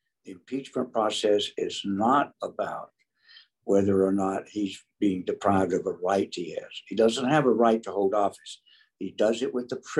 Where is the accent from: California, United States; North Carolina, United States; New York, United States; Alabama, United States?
North Carolina, United States; moved away as an adult; now in Texas, United States; I grew up in North Carolina, and we came to Texas in 72.